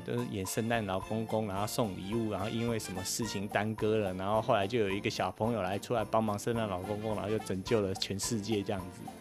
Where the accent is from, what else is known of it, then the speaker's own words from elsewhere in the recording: Taipei, Taiwan; now in United States; 我是在台北长大，出生跟长大，但是我的爸爸是从嘉义来的